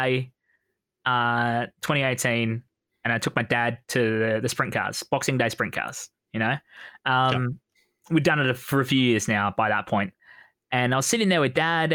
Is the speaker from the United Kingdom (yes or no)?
no; Australia; I'm Australian.